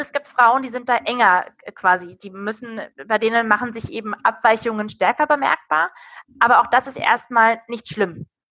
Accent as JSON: {"language": "German", "town": "Darmstadt", "region": "Hesse", "country": "Germany", "tie": "born or raised there", "also_born_or_lived": "Bamberg / Munich", "moved": "as an adult", "said": "lebe inzwischen nach Stationen in Bamberg und München wieder in meiner alten Heimat in Darmstadt im Rhein-Main-Gebiet"}